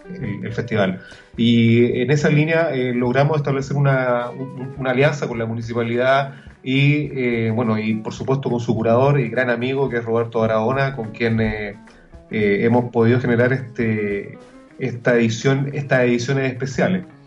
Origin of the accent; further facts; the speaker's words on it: Chile; nosotros como chilenos